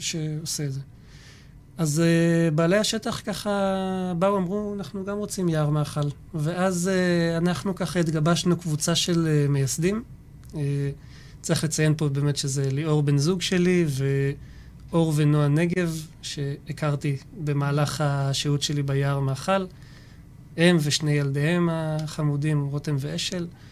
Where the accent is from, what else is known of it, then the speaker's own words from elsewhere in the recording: Jerusalem, Jerusalem District, Israel; moved away as an adult; now in Shfela, Israel; מירושלים במקור, גר כבר שבע